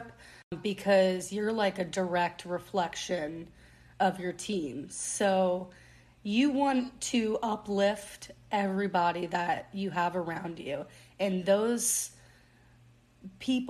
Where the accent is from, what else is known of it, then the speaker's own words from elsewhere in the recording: New Orleans, Louisiana, United States; I grew up in New Orleans my whole life.